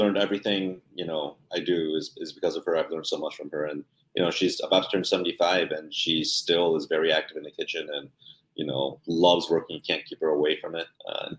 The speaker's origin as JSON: {"language": "English", "region": "Northern Virginia", "country": "United States", "tie": "born or raised there", "also_born_or_lived": "Washington, D.C.", "said": "Grew up in Northern Virginia, you know, in a very, you know, middle class, very white, you know, area."}